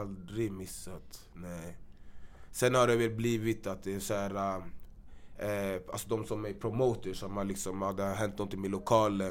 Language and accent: Swedish; Gambia; now in Sweden; jag är från Gambia också